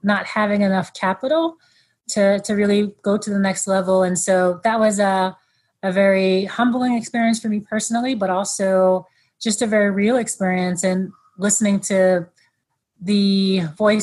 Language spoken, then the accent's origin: English; New York, United States; moved away as an adult; now in Chicago, United States; I grew up in New York